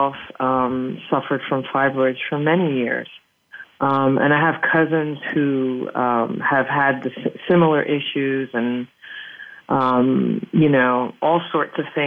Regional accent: New York City, New York, United States; moved away as an adult; also born or lived in Hudson County, New Jersey / Dominican Republic (parents); now in Paris, France; I'm originally from New York City, and I spent a lot of my life living in New York City and in New Jersey in the Hudson County area

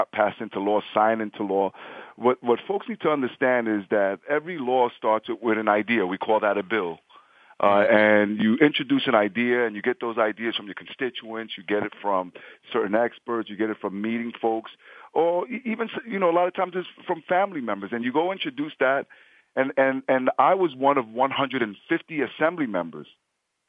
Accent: New York City, New York, United States; Growing up in the South Bronx

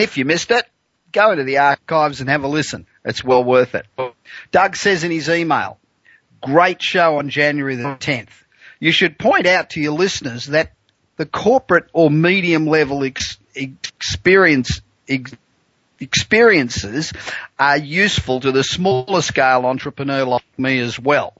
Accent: Australia; moved away as an adult; now in United States; I am Australian, although I've lived in the US for 25 years

